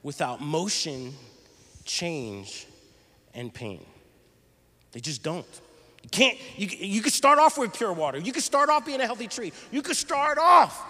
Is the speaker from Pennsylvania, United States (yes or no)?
yes; Philadelphia, Pennsylvania, United States; we're from the Philly area